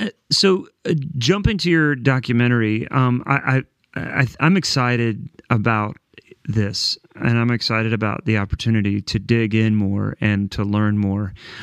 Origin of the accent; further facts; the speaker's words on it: Columbus, Ohio, United States; my hometown, Columbus, Ohio.